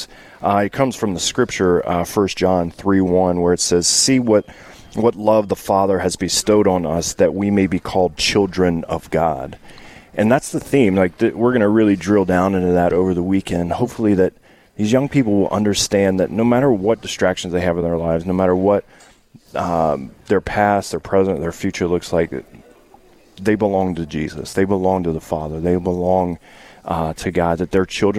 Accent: Louisiana, United States; I'm from Louisiana

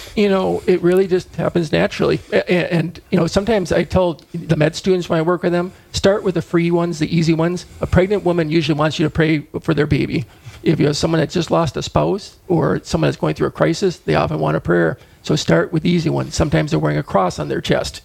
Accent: Fargo, North Dakota, United States; also born or lived in Rochester, Minnesota / Brainerd, Minnesota; I grew up in Fargo.

